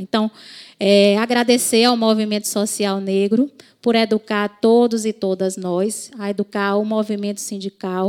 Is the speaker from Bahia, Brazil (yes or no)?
yes; Bahia, Brazil; sou da Bahia